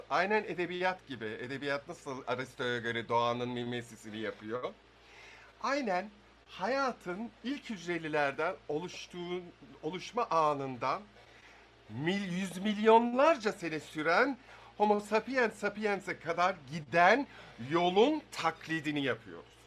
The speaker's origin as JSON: {"language": "Turkish", "region": "İzmir", "country": "Turkey", "said": "ben İzmirliyim."}